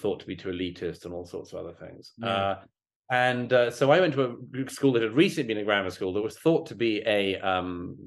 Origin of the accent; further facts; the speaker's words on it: London, United Kingdom; I went to perfectly good Church of England primary and secondary schools, the local ones where I grew up in London